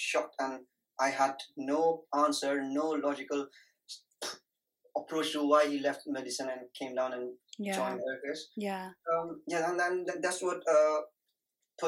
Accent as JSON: {"language": "English", "town": "Darjeeling", "region": "West Bengal", "country": "India", "tie": "born or raised there", "also_born_or_lived": "Dehradun / Chennai / Nepal", "moved": "as an adult", "lives_now": "United Kingdom", "said": "I was born in Dehradun, and then I studied in Darjeeling, my primary schools, my normal schools, year 10, A-levels, everything in Darjeeling"}